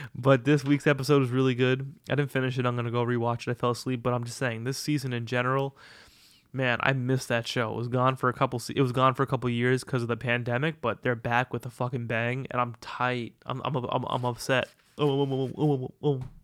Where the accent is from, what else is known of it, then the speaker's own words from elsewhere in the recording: Long Island, New York, United States; now in Brooklyn, United States; I'm a Long Island boy.